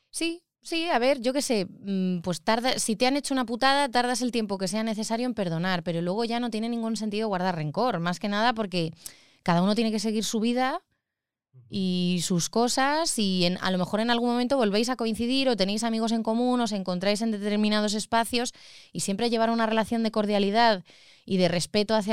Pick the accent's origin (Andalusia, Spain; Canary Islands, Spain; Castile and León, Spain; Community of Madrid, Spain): Community of Madrid, Spain; Madrid; Como buena madrileña.